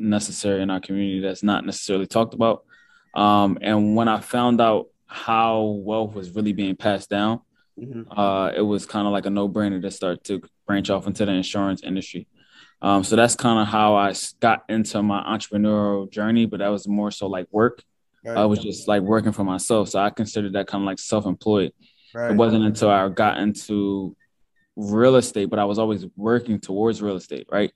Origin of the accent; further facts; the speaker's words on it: Philadelphia, Pennsylvania, United States; also born or lived in Pittsburgh; I'm from Philadelphia, born and raised. I went to high school there.